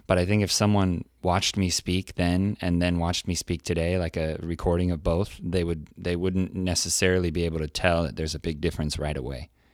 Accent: California, United States; now in South Korea; I'm from California. I grew up in an area where there were a lot of people from different countries, cultures.

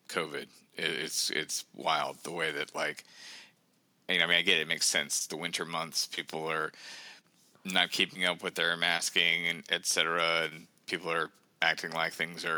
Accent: the South, United States; now in Saint Paul, United States; I'm from the South originally

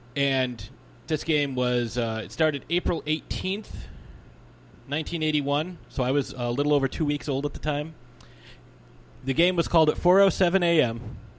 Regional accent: Worcester, Massachusetts, United States; they are moving to my hometown of Worcester in 2021. And Worcester, for people who don't know, Worcester is actually the second largest city in New England.

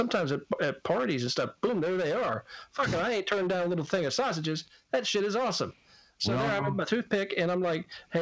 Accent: Pennsylvania, United States; moved away; In my hometown, where I grew up, and a lot of towns had them back up in PA

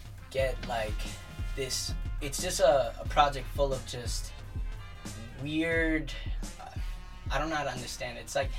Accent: New York City, New York, United States; also born or lived in Manhattan (Harlem), New York; And then my parents moved out to Staten Island, so I grew up there.

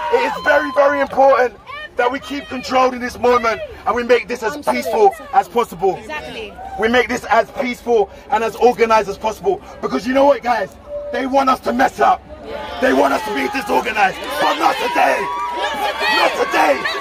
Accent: London, United Kingdom; I'm 28 years old, born and raised in London

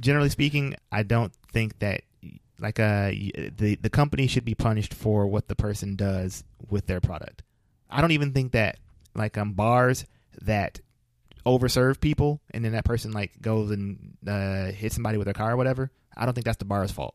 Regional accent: Flint, Michigan, United States; I'm from Flint

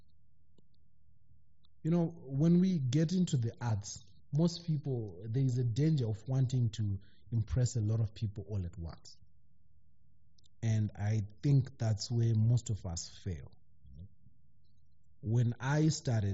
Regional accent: Zimbabwe; moved away as an adult; now in United Kingdom; being a Zimbabwean in the diaspora

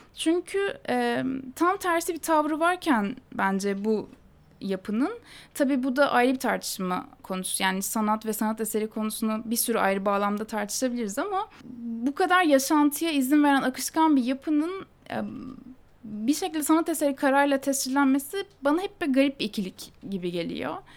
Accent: Istanbul, Turkey; Ben Anadolu yakasında doğup büyüdüm

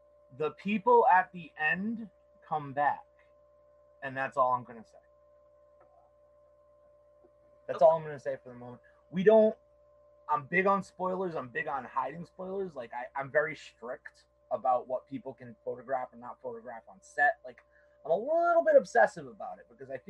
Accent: Somerset, Massachusetts, United States; I hail from Somerset

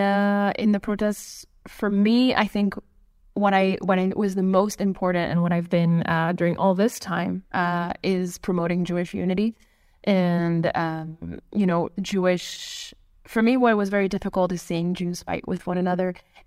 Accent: Canada; now in Israel; I really wish that they had said that I moved to Israel from Canada, because...

